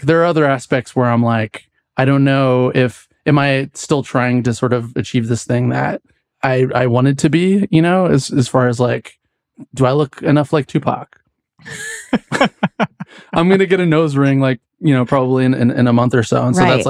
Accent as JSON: {"language": "English", "region": "West Coast", "country": "United States", "tie": "born or raised there", "said": "because I grew up on the West Coast, but I thought it was really funny"}